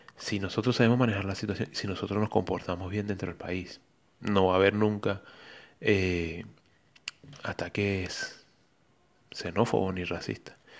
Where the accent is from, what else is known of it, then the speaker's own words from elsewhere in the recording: Venezuela; moved away as an adult; also born or lived in Colombia; now in Madeira, Portugal; ya tres años desde que salí de mi país, de Venezuela